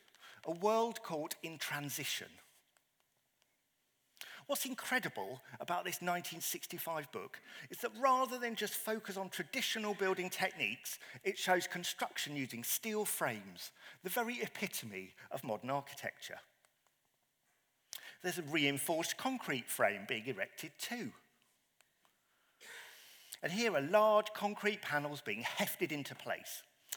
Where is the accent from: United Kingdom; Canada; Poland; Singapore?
United Kingdom; Croydon, London; this is my hometown of Croydon, illustrated by local artist Bernard Robinson. A concrete landscape of flyovers, tower blocks and underpasses that so epitomises the world that many of us grew up in.